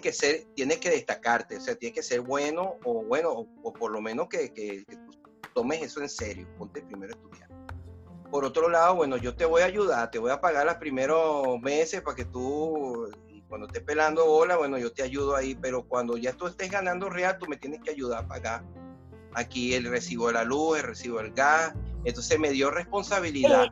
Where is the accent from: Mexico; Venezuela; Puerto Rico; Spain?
Venezuela; Caracas, Capital District; moved away as an adult; now in Netherlands; esa Venezuela donde yo me crié